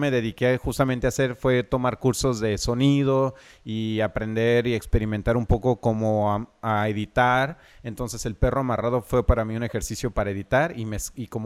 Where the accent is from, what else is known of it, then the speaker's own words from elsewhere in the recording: Lázaro Cárdenas, Michoacán, Mexico; soy de Lázaro Cárdenas y hago cortos acá